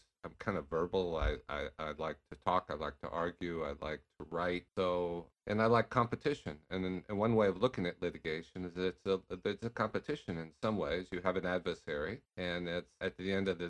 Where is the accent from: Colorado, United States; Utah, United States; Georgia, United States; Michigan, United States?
Utah, United States; Bountiful; moved away as an adult; also born or lived in New York / Los Angeles; I'm originally from Utah, a small town called Bountiful, just halfway between Salt Lake City and Ogden. And I graduated from high school there when I was 18 years old